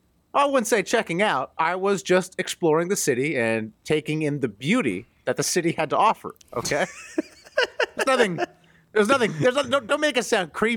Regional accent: United States; And as an American, I just assume that all of Canada is exactly the same

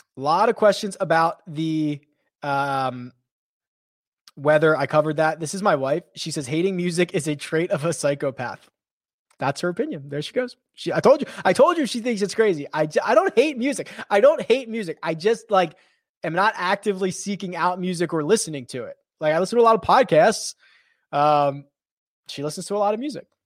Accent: Philadelphia, Pennsylvania, United States; accent: Philadelphia; also born or lived in California; now in Las Vegas, United States; I'm originally from Philadelphia. Uh, sometimes that accent comes out.

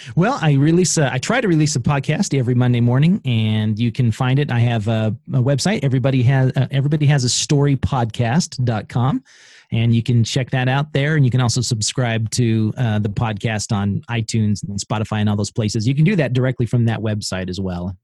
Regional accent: Idaho, United States; I'm from Idaho

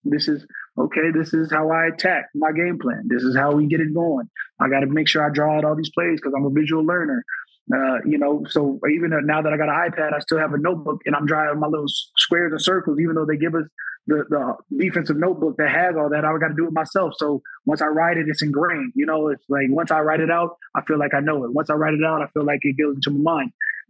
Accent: Minnesota, United States; born there; the amount of hate I have for Green Bay because I was born in Minnesota, right?

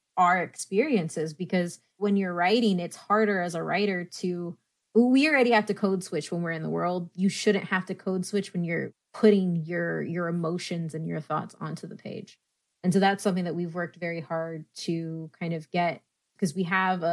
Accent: San Antonio, Texas, United States; I grew up in San Antonio, Texas, 70% Latino, 90% of those are Mexican.

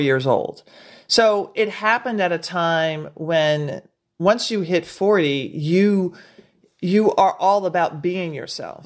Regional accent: Nashville, Tennessee, United States; moved away; also born or lived in Brooklyn; I'm from Nashville

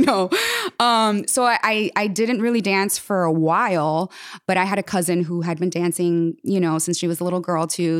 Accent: Jersey City, New Jersey, United States; I was born in Jersey City, New Jersey, and I started dancing when I was four years old

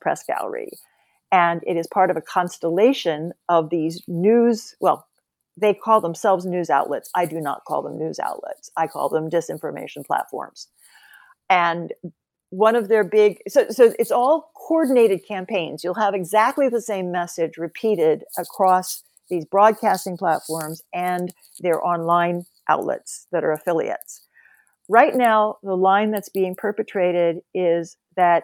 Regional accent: Oklahoma, United States; also born or lived in Nebraska; I grew up in Oklahoma and Nebraska.

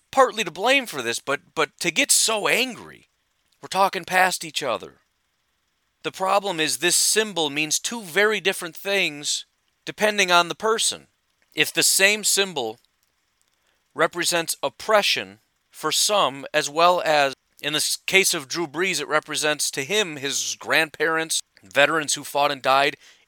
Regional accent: Illinois, United States; I grew up in Illinois

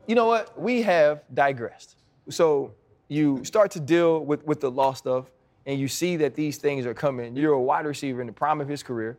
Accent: Louisiana, United States; I'm from Louisiana

